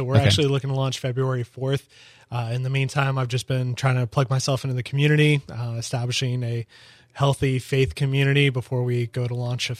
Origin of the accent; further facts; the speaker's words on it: Evansville, Indiana, United States; now in Daytona, United States; I'm from Evansville, Indiana.